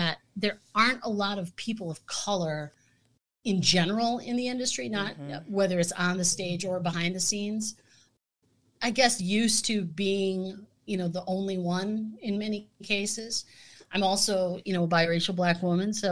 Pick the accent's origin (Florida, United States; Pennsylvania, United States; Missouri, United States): Pennsylvania, United States; Scranton; also born or lived in Midwest; now in Milwaukee, United States; where I grew up in Scranton, Pennsylvania